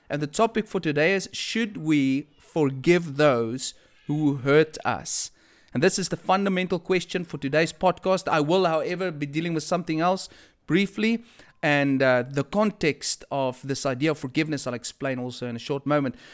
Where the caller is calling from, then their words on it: Durban, KwaZulu-Natal, South Africa; I am speaking here from Durban, to be specifically, uh, be specific, Westville, Durban, South Africa.